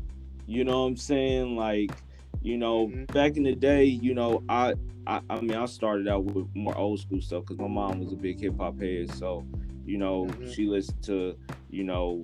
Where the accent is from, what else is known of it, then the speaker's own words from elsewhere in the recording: Louisville, Kentucky, United States; also born or lived in Indianapolis, Indiana; I was raised in Louisville